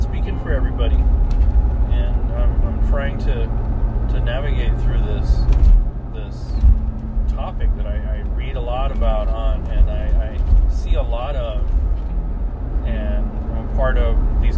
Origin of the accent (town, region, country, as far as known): United States; born or raised there